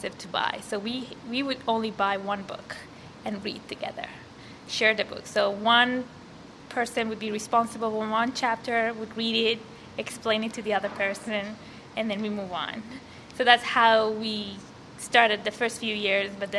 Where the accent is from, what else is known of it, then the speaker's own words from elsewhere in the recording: Iran; moved away as an adult; now in Canada; I was born and raised in Iran, and I was 18 when I came to Canada